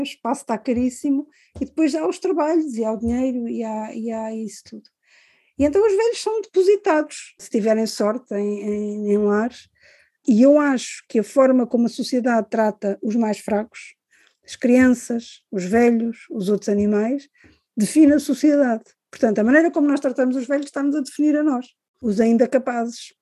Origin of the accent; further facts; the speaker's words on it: Cascais, Lisbon, Portugal; also born or lived in Angola; eu cresci em Cascais, porque quando nós viemos de Angola